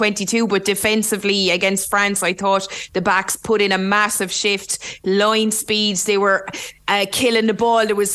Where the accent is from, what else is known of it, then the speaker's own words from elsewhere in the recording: Limerick, Munster, Ireland; accent: Limerick; my Limerick accent